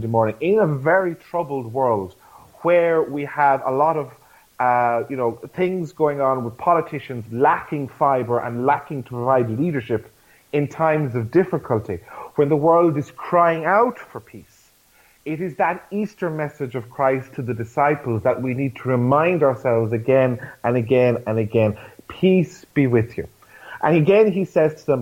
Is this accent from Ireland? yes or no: yes; Ireland; as an Irish church and as Irish Catholics